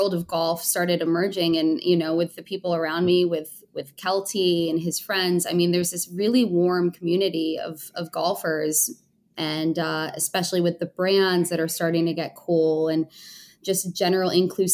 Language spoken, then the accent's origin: English; Connecticut, United States; moved away as an adult; also born or lived in Newtown, Connecticut; now in Los Angeles, United States; I grew up in Connecticut